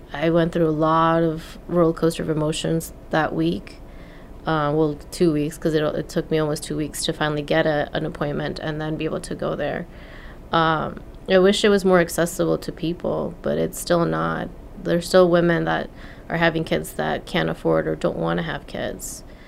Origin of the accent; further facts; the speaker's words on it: Mexico; moved away as an adult; now in California, United States; I was born in Mexico